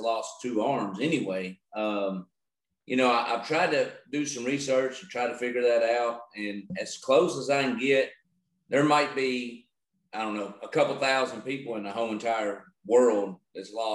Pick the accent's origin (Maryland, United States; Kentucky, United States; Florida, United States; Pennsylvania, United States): Kentucky, United States; Utica; So I'm from Owensboro, Kentucky, actually right outside of Owensboro. It's called Utica, Kentucky. and which is Western Kentucky